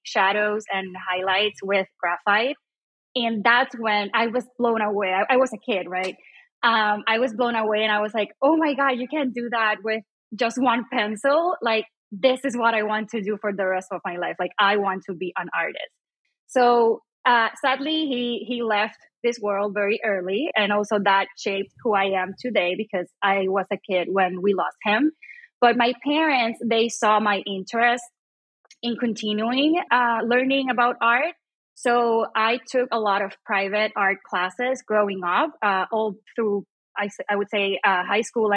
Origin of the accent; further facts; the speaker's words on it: Puerto Rico; also born or lived in Chicago; I was born and raised in Puerto Rico